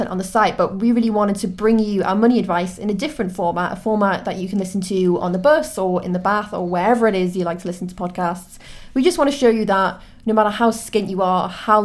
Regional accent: Newcastle upon Tyne, North East England, United Kingdom; moved away as an adult; also born or lived in Leeds; now in London, United Kingdom; I'm from Newcastle, as I'm sure you can probably tell from my accent

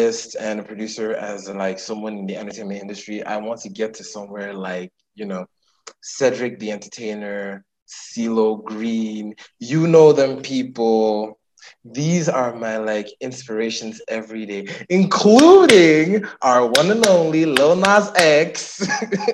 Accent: Nigeria; as a queer Nigerian living in Nigeria

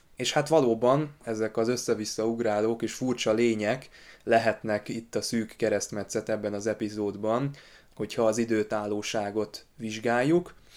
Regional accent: Hungary; magyarok vagyunk

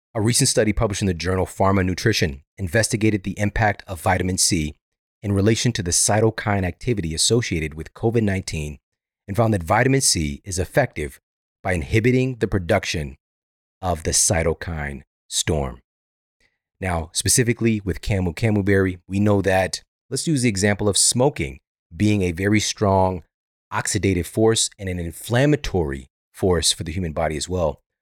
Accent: St. Louis, Missouri, United States; Saint Louis University, which is, this is my hometown

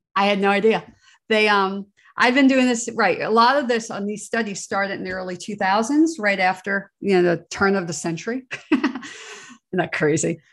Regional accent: New Jersey, United States; I grew up in New Jersey, outside of the shadow of Giant Stadium, New York City

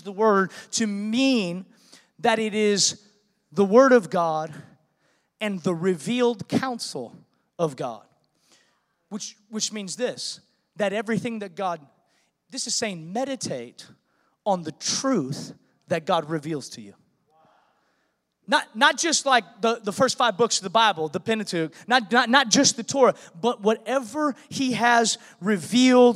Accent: Seattle, Washington, United States; moved away; I was born in Seattle

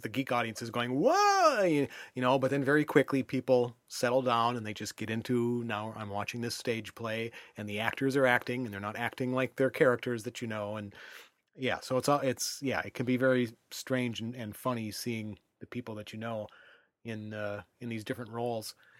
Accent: United States; as an American

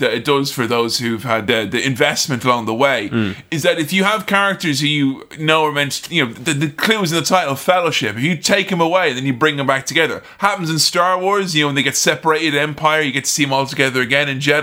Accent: Ireland; accent: Irish; as an Irishman

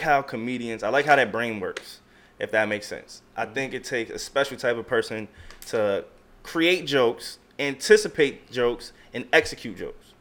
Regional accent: Long Island, New York, United States; also born or lived in Queens, New York / Delaware; I was born in Long Island, Long Island, New York

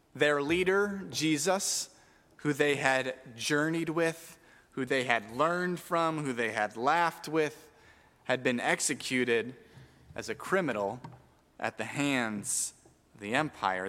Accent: Tucson, Arizona, United States; we grew up in Tucson where it is hot

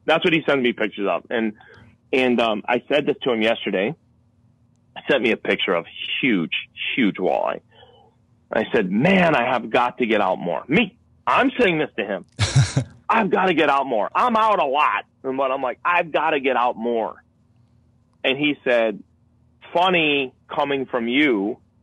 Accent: Connecticut, United States; I'm born and raised in Connecticut

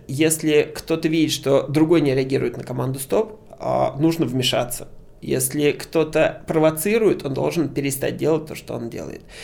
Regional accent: Moscow, Russia; Я а, родился в Москве, живу в Москве

